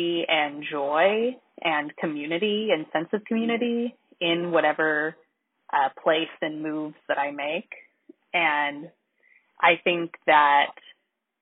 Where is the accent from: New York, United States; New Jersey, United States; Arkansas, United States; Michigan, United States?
Arkansas, United States; moved away; I'm from Arkansas. Like, I wouldn't move back to Arkansas